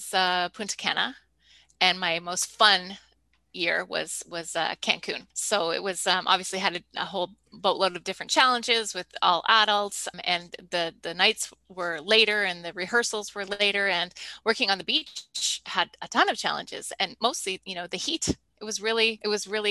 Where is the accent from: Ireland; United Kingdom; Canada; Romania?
Canada; as a Canadian